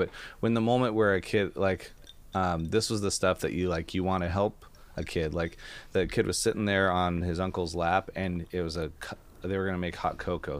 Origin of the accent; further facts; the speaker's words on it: Amboy, Washington, United States; Like I grew up in Amboy, Washington, but I don't go back there, so I can say it and it's fine.